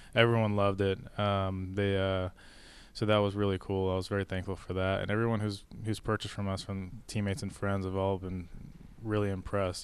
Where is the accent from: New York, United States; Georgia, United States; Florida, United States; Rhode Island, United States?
Rhode Island, United States; moved away; I'm originally from Rhode Island